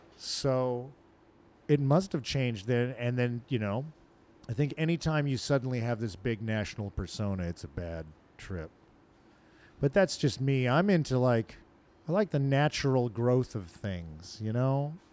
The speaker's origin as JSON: {"language": "English", "town": "Portland", "region": "Oregon", "country": "United States", "said": "I wouldn't have felt a kinship with them just because we're both from Portland."}